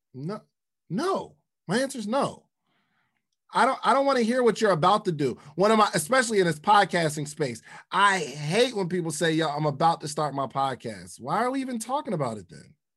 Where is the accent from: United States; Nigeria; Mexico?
United States; the North; I'm from the North